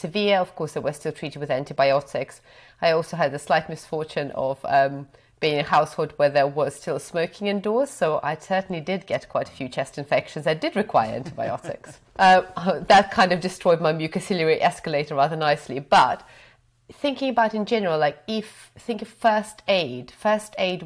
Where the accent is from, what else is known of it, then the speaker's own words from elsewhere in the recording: Belarus; also born or lived in Cambridge, United Kingdom; now in United Kingdom; So I grew up in Belarus, so I wasn't born in the UK.